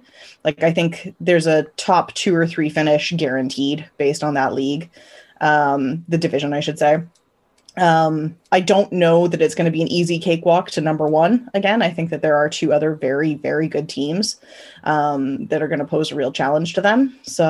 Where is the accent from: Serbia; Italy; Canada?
Canada; I'm Canadian